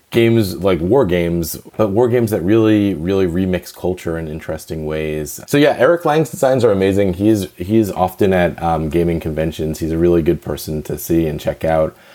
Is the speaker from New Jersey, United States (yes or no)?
yes; New Jersey, United States; moved away; I'm East Coast and I was born in New Jersey.